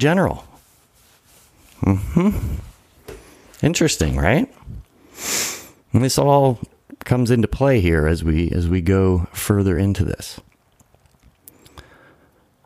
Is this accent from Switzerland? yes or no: no; United States; born in America